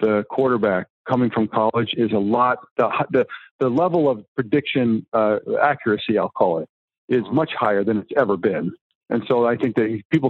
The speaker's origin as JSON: {"language": "English", "town": "Greenwich", "region": "Connecticut", "country": "United States", "tie": "born or raised there", "said": "I grew up in Greenwich"}